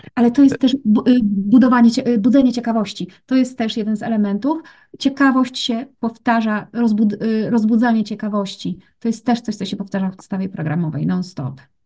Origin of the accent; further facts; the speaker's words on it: Gorzów Wielkopolski, Lubusz Voivodeship, Poland; Ja pochodzę, wiesz co, z Gorzowa Wielkopolskiego